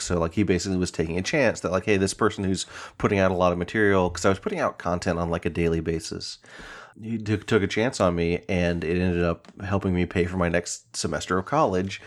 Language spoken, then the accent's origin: English; Chattanooga, Tennessee, United States; moved away as an adult; also born or lived in Knoxville, Tennessee; now in Seattle, United States; Knoxville's about two hours from my hometown of Chattanooga